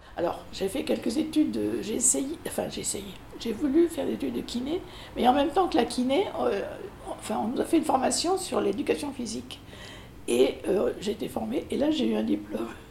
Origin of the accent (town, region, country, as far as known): Périgueux, Nouvelle-Aquitaine, France; born or raised there; now in Bordeaux, France